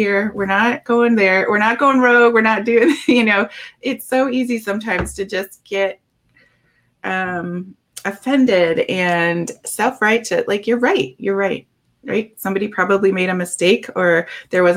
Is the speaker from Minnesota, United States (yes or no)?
yes; Minnesota, United States; I'm from Minnesota